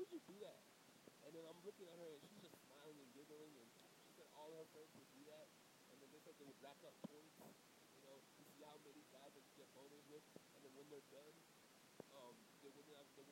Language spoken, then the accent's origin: English; Broward County, Florida, United States; I'm from Broward County